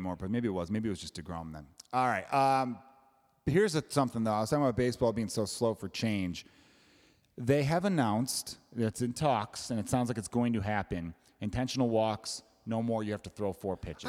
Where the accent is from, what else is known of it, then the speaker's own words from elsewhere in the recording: Chicago, Illinois, United States; I'm from Chicago